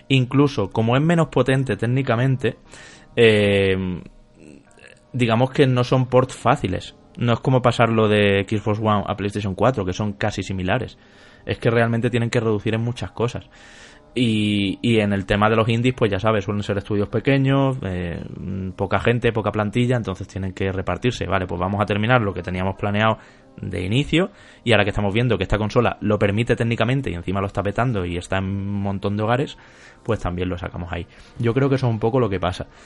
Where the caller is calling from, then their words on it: Aranjuez, Community of Madrid, Spain; Hola chicos … de Aranjuez.